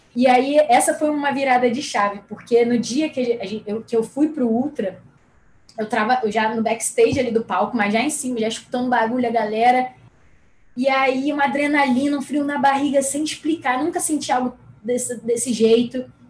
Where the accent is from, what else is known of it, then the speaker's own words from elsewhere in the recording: Rio de Janeiro, Brazil; sou carioca da Gema, nascida e criada no Rio